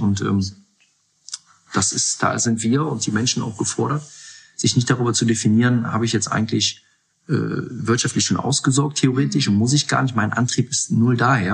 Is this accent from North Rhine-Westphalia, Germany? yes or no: yes; Mönchengladbach, North Rhine-Westphalia, Germany; moved away as an adult; also born or lived in Munich; now in Hamburg, Germany; gebürtig aus Mönchengladbach, dort die Jugend durchlaufen